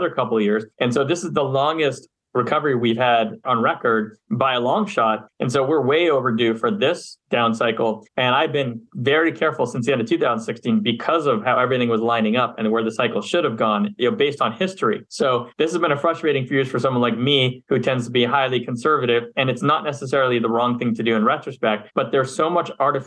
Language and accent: English; Montreal, Quebec, Canada; moved away as an adult; also born or lived in Philadelphia, United States; now in Los Angeles, United States; I'm from Montreal, Canada, originally. I spent half my life there, grew up, went to undergrad there